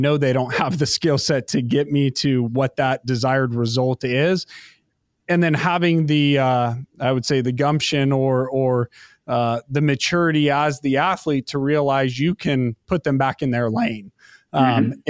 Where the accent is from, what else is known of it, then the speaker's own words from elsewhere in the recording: United States; being an American kid.